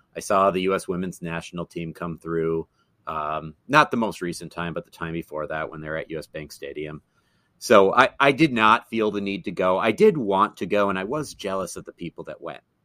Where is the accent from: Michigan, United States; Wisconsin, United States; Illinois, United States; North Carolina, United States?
Wisconsin, United States; Madison; moved away as an adult; now in Twin Cities, United States; went back to my hometown of Madison